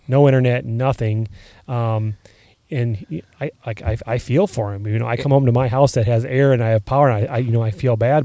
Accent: Iowa, United States; I'm proud when I go on vacation somewhere and hey, where are you from? And it's Iowa

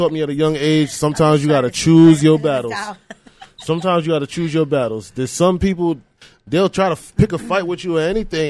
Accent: Bellport, New York, United States; moved away as an adult; also born or lived in Atlanta, Georgia / Margate, Florida / Jamaica (ancestry); now in Florida, United States; I grew up in New York, lived there my whole life, and then I moved to Atlanta, and then I came down here.

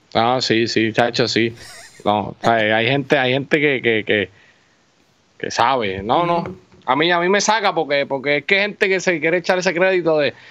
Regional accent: Puerto Rico; nosotros como puertorriqueño y como gente que se vivió los 90

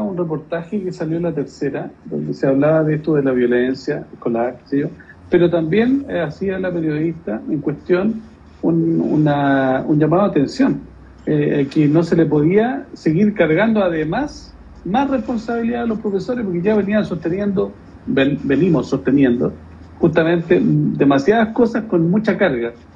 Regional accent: Santiago, Santiago Metropolitan Region, Chile; El barrio Estación Central, que fue donde yo paseaba cuando niño, yo vivía en la Villa Portales

